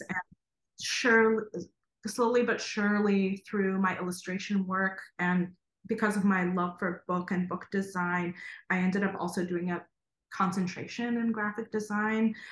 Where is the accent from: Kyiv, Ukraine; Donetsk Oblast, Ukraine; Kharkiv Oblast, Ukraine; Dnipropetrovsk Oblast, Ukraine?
Kharkiv Oblast, Ukraine; Kharkiv; moved away; I was born in Kharkov, Ukraine, um, and lived the first two years of my life in an art school dormitory